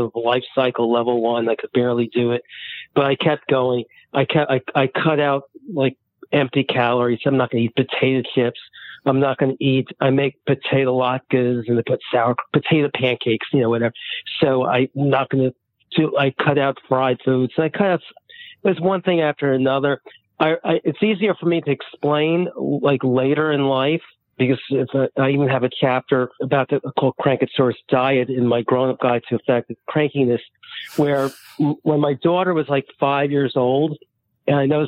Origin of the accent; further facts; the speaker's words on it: New York City, New York, United States; I grew up in the Bronx, New York City.